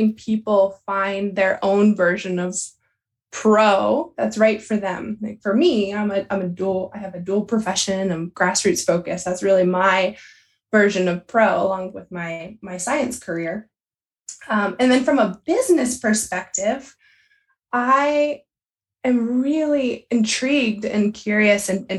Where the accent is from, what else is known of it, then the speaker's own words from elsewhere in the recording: Southeast Pennsylvania, United States; I grew up in Southeast Pennsylvania in Pony Club background here